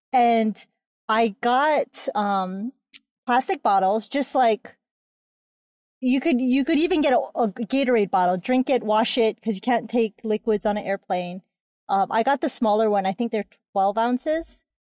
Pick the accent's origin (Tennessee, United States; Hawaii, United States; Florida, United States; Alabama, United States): Hawaii, United States; I am from Hawaii